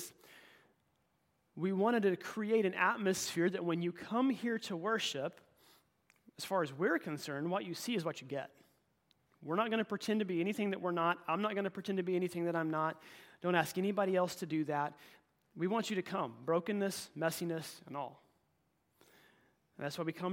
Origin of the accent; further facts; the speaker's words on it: Oklahoma, United States; moved away; my hometown in Oklahoma